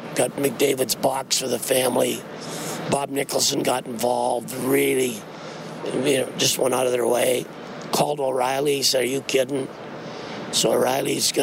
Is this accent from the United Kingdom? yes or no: no; Saskatchewan, Canada; moved away; my hometown in Saskatchewan